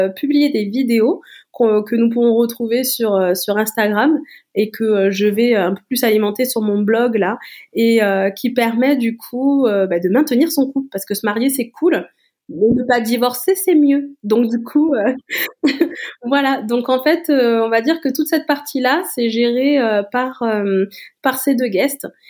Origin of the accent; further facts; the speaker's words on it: Toulouse, Occitania, France; je suis toulousaine